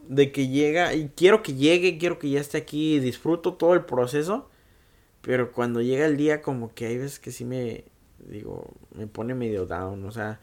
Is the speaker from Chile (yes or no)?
no; Mexico; now in United States; yo crecí mucho en México. Ahora sí que la mitad de mi vida fue en México y la mitad la estoy viviendo acá.